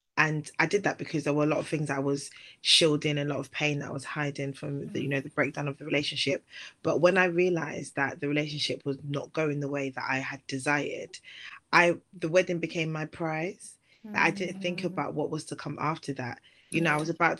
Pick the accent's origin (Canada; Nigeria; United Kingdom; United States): Nigeria; I'm Nigerian